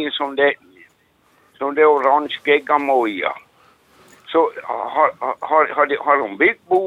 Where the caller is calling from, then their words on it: Replot, Ostrobothnia, Finland; från eh, Replot Norra Varglund.